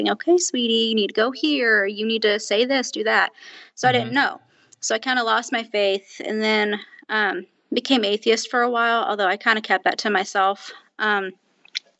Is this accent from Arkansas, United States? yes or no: no; Indiana, United States; I'm from a small town of Indiana